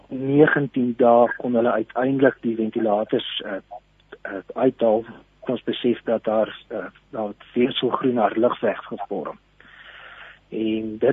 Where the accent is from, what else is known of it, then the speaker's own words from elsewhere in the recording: Standerton, Mpumalanga, South Africa; Ek is hier van Standerton in Mpumalanga.